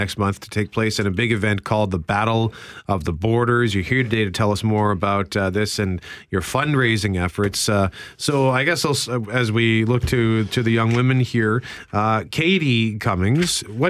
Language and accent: English; Winnipeg, Manitoba, Canada; I'm from Transcona.